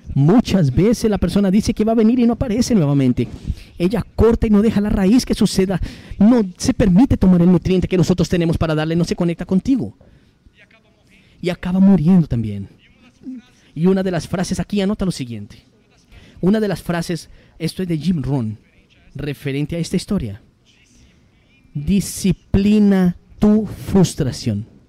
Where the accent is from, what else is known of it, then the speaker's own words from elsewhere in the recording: São Paulo, Brazil; 34 años, soy de Sao Paulo